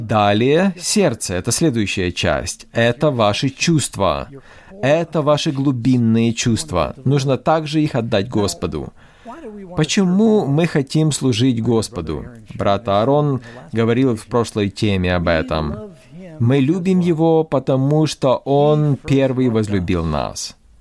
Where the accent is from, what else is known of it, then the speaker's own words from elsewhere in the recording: New York, United States; я из Нью-Йорка